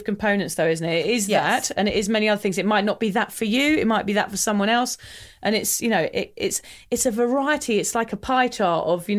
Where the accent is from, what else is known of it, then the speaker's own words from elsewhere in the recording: England, United Kingdom; I'm English